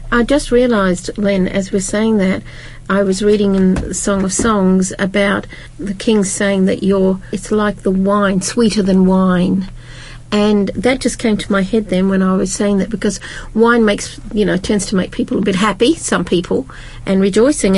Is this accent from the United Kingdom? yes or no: yes; United Kingdom; I'm from Britain